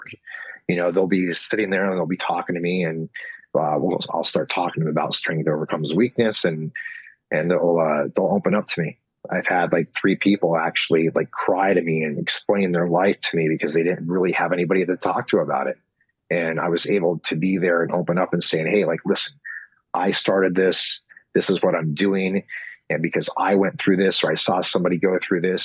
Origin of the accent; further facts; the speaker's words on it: United States; I'm from Knoxon, and we were dirt poor